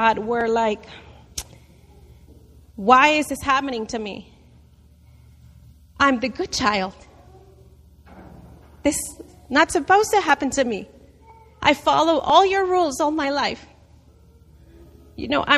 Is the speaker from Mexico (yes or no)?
yes; Mexico; moved away; I grew up in Mexico in a very, very poor family